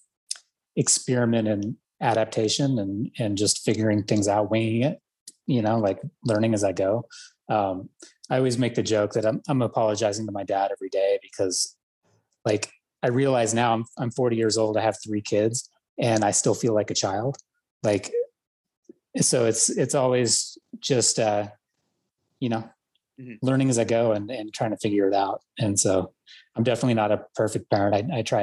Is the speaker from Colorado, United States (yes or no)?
yes; Boulder, Colorado, United States; we grew up in Boulder, Colorado